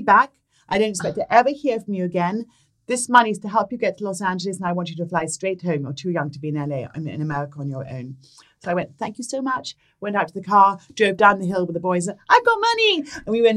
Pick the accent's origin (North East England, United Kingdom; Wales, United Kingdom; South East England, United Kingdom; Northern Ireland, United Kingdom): South East England, United Kingdom; Sussex; moved away as an adult; So, I was brought up in Sussex in, in England, mm. in, in, the, in the south.